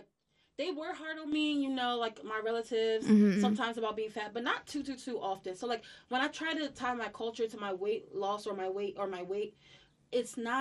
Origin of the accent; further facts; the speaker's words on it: New York City, New York, United States; I was born in Brooklyn. I was around a large Haitian